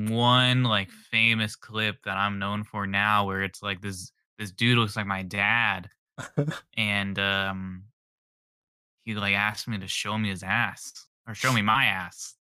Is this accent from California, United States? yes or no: yes; San Diego, California, United States; I'm from San Diego, California, and I make funny videos online.